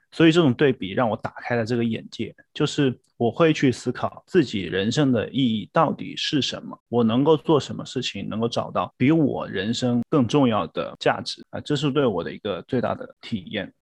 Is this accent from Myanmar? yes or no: no; Wuhan, Hubei, China; moved away as an adult; now in Australia; 我来自世界著名城市武汉